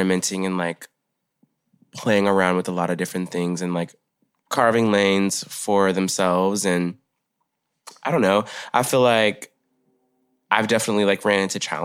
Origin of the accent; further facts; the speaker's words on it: Arkansas, United States; moved away as an adult; now in Portland, United States; I was born in Arkansas and I moved here when I was 18 to Portland.